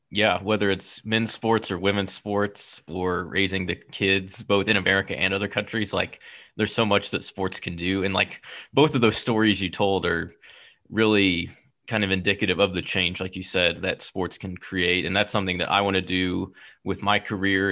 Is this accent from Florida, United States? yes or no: no; Kansas City, Missouri, United States; I'm from Kansas City